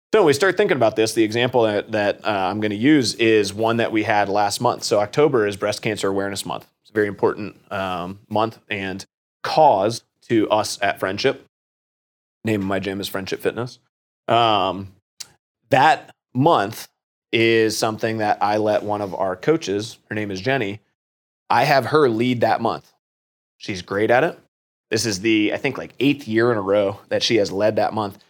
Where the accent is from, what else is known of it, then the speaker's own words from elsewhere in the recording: Worthington, Ohio, United States; also born or lived in Washington, D.C.; I went off to OU after graduating from Kilbourne. I'm from Worthington